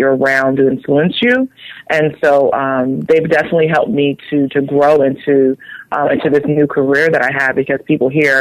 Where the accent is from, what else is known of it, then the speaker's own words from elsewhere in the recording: Philadelphia, Pennsylvania, United States; I'm originally from Philadelphia. I grew up in the inner city, in the ghetto